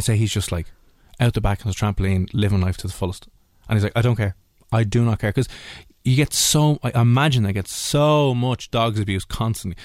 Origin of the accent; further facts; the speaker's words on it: Ireland; being Irish